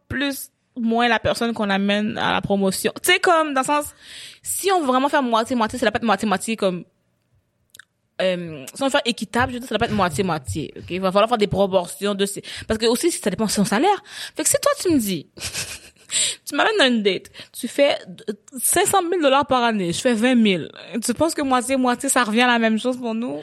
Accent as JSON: {"language": "French", "region": "Quebec", "country": "Canada"}